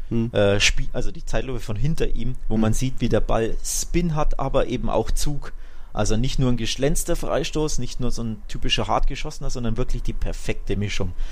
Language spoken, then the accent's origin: German; Seville, Andalusia, Spain; Ich komme aus Sevilla.